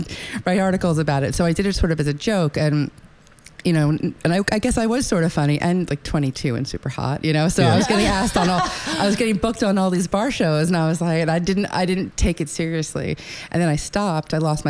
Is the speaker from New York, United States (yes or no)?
yes; New York, United States; Yes, I was born on Long Island.